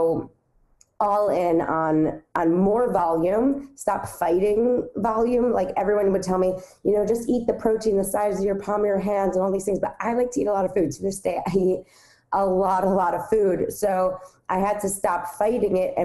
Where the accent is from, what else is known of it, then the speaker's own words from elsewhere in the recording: New York City, New York, United States; I grew up on the Upper West Side of Manhattan